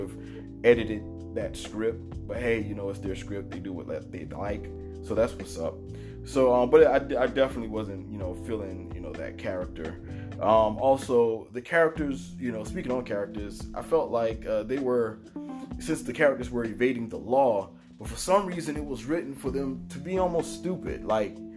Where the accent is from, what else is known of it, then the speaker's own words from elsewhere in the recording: Savannah, Georgia, United States; moved away; I'm from Seaport Savannah